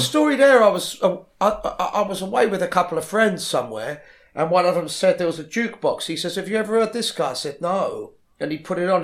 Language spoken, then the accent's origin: English; London, United Kingdom; also born or lived in Ealing, London; I grew up in Le-, West London originally, La-, Latimer Road